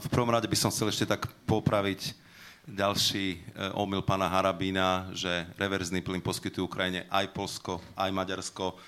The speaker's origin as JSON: {"language": "Slovak", "country": "Slovakia", "said": "sme Slováci"}